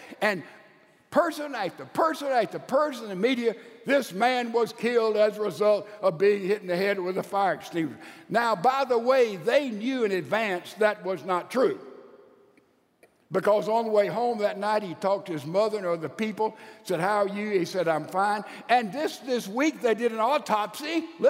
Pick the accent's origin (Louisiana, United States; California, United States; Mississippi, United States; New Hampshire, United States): Mississippi, United States; Well, I'm a redneck from Mississippi.